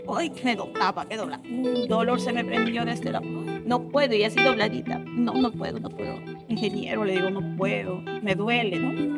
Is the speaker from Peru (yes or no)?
yes; Ica, Peru; soy de ICA, eh, vivo en ICA